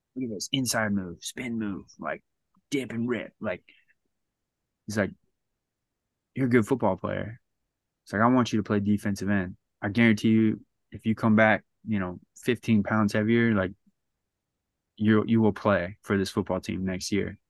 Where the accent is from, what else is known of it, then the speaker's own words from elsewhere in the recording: San Diego, California, United States; I was from San Diego